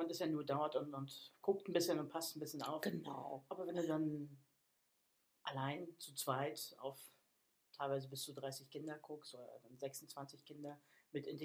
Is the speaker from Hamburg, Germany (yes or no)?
yes; Hamburg, Germany; also born or lived in Berlin / Bavaria; Ich sag mal, ich komme eigentlich aus Hamburg, was nicht ganz stimmt, weil ich